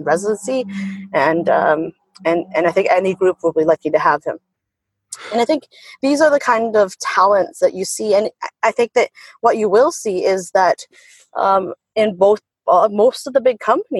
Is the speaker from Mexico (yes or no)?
no; Canada; as a Canadian